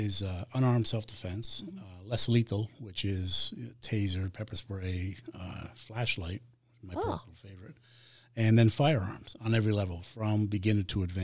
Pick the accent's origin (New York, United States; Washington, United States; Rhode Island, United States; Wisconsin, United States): Rhode Island, United States; accent: Boston; moved away as an adult; I try to hide it, but Rhode Island. Okay. Yeah, I'm from Rhode Island.